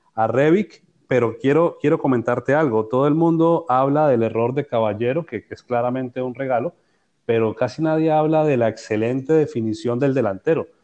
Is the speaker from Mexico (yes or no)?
no; Colombia; como colombiano